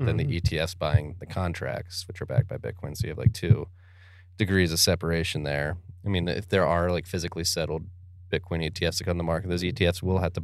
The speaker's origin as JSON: {"language": "English", "town": "Philadelphia", "region": "Pennsylvania", "country": "United States", "said": "I'm from Philadelphia"}